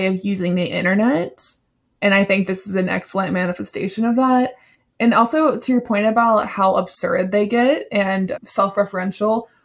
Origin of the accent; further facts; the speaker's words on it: South Carolina, United States; I'm from South Carolina